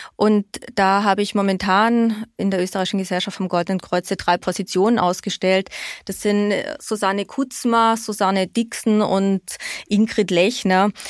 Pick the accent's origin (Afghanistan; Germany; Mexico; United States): Germany; now in Austria; mir als Deutsche